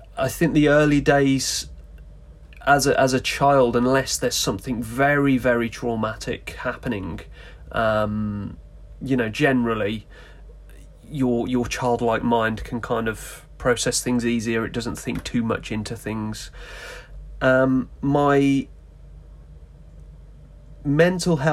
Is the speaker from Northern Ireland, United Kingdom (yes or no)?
no; West Midlands, United Kingdom; Born and bred in the West Midlands in the UK